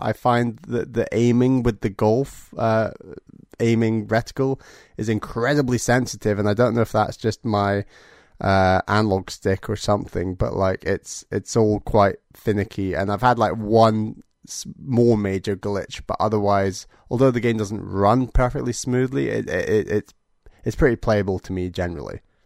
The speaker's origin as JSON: {"language": "English", "country": "United Kingdom", "said": "as a Brit"}